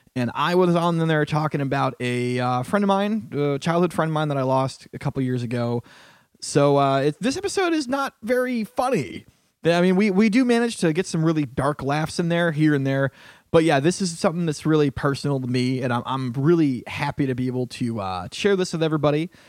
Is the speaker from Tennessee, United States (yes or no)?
no; Northeast Connecticut, United States; now in New York, United States; I grew up in, uh, the backwoods of Northeast Connecticut